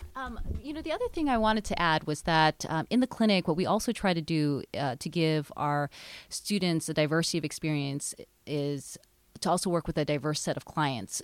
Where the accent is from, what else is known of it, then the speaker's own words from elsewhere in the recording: Hawaii, United States; moved away as an adult; now in Seattle, United States; I grew up in Hawaii, and my parents owned a small business